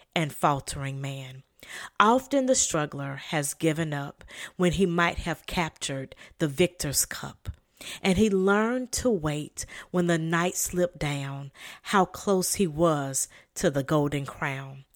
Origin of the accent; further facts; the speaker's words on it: the South, United States; also born or lived in Sierra Leone (ancestry); I am from the South